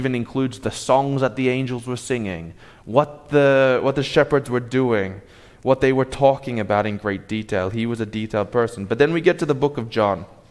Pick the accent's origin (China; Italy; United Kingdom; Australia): Australia; moved away; I'm from Australia